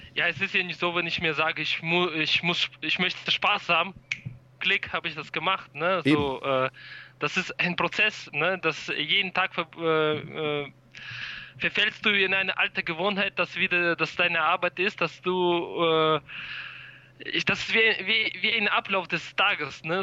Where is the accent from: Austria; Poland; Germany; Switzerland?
Germany; wir kommen aus Deutschland